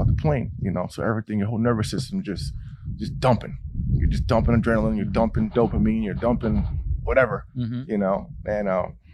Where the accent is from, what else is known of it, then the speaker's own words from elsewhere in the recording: New England, United States; I go to my hometown in New England and I can ride around my street like, oh, that's where I went to school